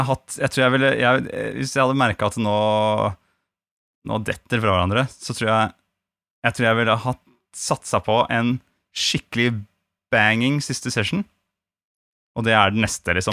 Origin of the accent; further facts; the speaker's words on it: Gran, Innlandet, Norway; moved away; da jeg bodde hjemme på Gran, så var det sånn at vi hadde to jorder overfor og nede for huset